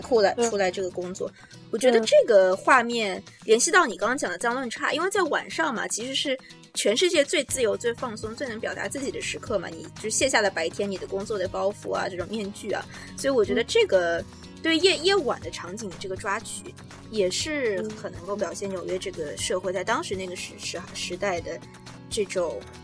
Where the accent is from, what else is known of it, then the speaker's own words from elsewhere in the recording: China; now in New York, United States; 我们中国人